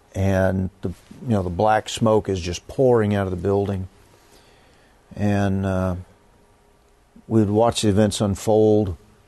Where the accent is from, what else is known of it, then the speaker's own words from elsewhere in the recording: Fort Worth, Texas, United States; particularly as a kid growing up in Fort Worth when Carswell was a B-52 base